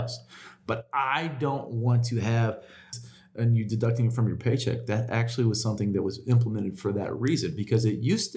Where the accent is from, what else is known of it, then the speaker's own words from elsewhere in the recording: United States; I, as American